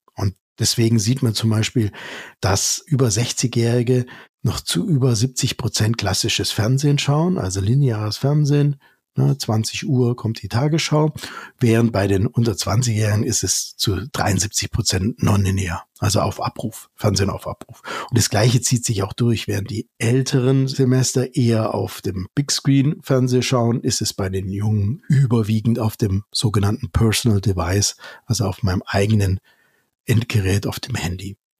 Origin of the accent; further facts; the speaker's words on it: Germany; wir als Deutsche